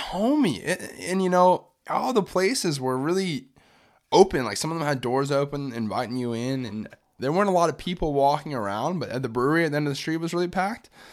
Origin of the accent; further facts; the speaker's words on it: Orlando, Florida, United States; I grew up in Orlando